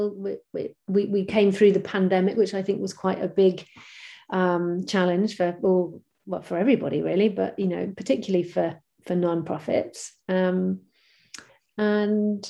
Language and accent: English; Bristol, South West England, United Kingdom; my hometown of Bristol in the UK